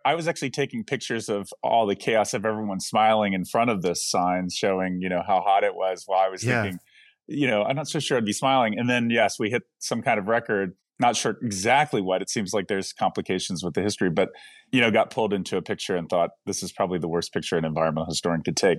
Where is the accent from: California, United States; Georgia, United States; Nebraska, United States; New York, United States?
Georgia, United States; Atlanta; Well, growing up in Hot Atlanta, you know, that's